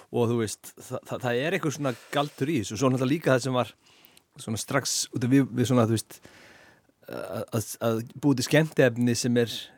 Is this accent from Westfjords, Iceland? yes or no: no; Hafnarfjörður, Capital Region, Iceland; ég er úr Hafnafjörðu